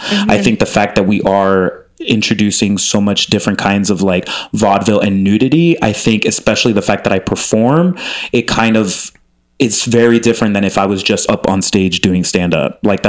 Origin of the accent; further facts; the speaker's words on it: Miami, Florida, United States; also born or lived in Chicago; And I grew up in Miami, but then I moved to Chicago and then came out here.